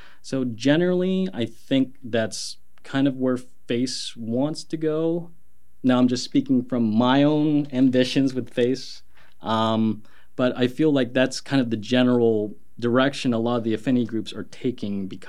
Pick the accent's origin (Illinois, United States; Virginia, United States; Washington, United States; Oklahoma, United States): Oklahoma, United States; now in Portland, United States; Growing up, there weren't a whole lot of people of color where I'm from. I'm from Oklahoma